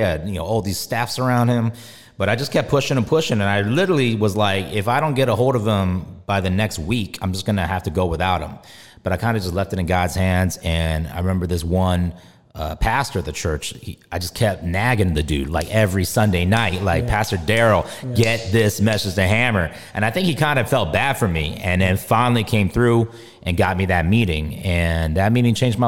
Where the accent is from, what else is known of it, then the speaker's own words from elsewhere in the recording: Bay Area, California, United States; I grew up in the Bay Area